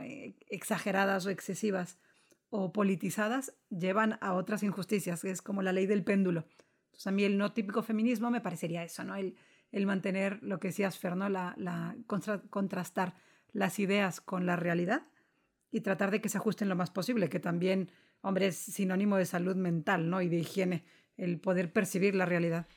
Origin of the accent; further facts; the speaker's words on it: Guaymas, Sonora, Mexico; moved away as an adult; now in Madrid, Spain; soy mexicana, soy de Guaymas, Sonora, del norte de México, y estoy en España, en Madrid, desde hace 10 años.